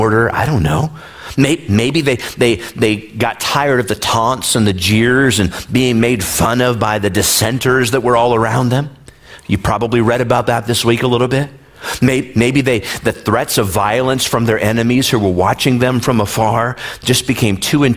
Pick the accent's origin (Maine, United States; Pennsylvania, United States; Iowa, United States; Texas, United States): Iowa, United States; moved away; I was born and raised in the Midwest in Iowa.